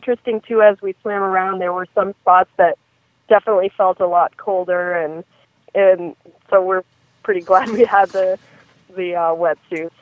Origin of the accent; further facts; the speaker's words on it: Maine, United States; I'm from Maine, but I grew up summering on Idaho